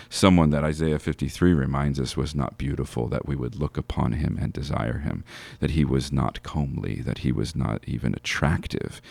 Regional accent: United States; as American Christians

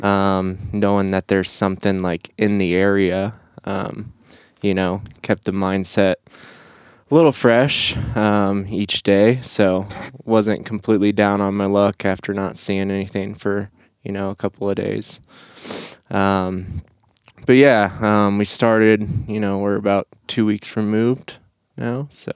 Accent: Nebraska, United States; moved away as an adult; I grew up in Nebraska

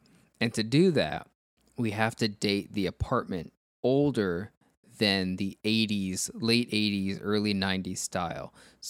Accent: Miami, Florida, United States; In Miami, when I was growing up in Miami, those were everywhere.

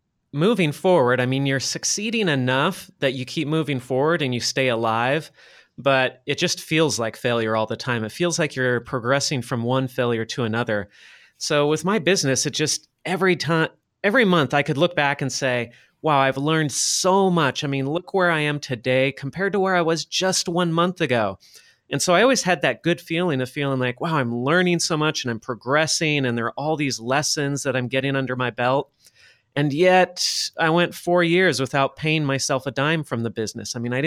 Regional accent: Los Angeles, California, United States; moved away as an adult; now in Shenzhen, China; I'm based in Shenzhen, China. I grew up in Los Angeles, California, though. I'm not Chinese. I don't speak Chinese, although I'm trying to learn right now.

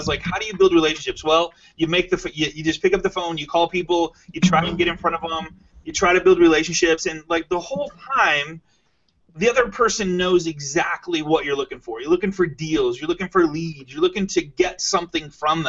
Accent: Michigan, United States; I'm from Michigan

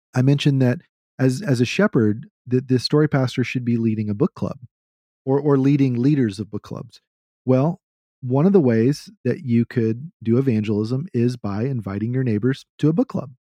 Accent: Texas, United States; As a Southerner, even though I'm a Texan

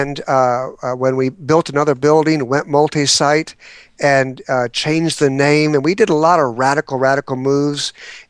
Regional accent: San Diego, California, United States; now in Atlanta, United States; Well, I'm a transplant from San Diego, and I've been in Atlanta, Georgia now 17 years

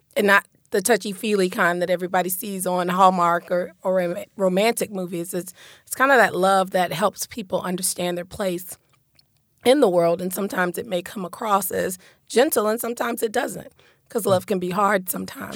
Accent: Lakeland, Florida, United States; also born or lived in Detroit, Michigan; my experience growing up in Lakeland was uniquely positive

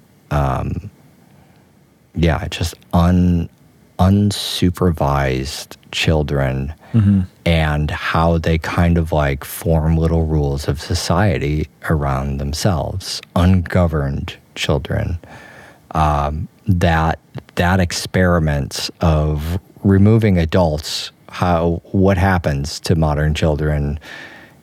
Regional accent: United States; I'm from America

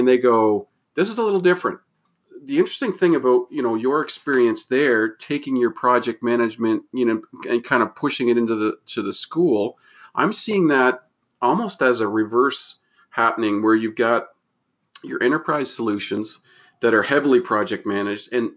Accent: Moncton, New Brunswick, Canada; I'm from Moncton, New Brunswick

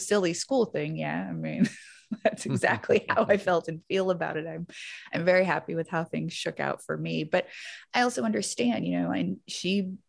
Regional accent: Baton Rouge, Louisiana, United States; born there; accent: Southern; So I was born in Louisiana, Baton Rouge. Carville country. Yeah. Like very close, like same parish.

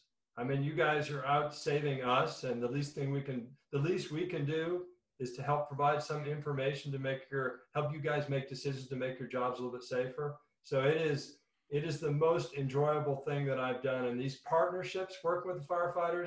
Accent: the Northwest, Pacific Northwest, United States; now in Arizona, United States; I was from the Northwest

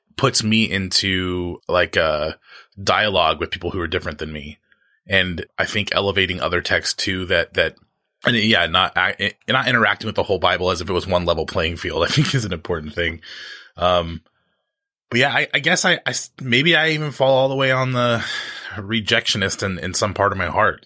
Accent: United States; my social location as an American

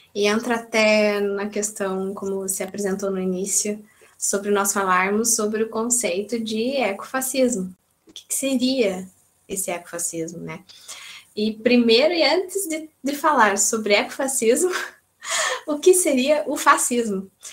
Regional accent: Brazil; now in Portugal; eternamente brasileira

